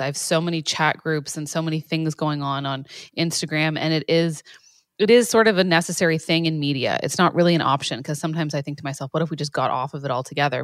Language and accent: English; Canada; being Canadian